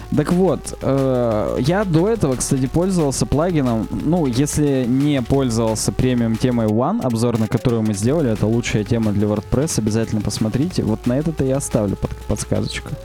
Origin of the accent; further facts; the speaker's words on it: Chelyabinsk, Chelyabinsk Oblast, Russia; у нас в Челябинске много очень красивых мест, причём прямо в Челябинске.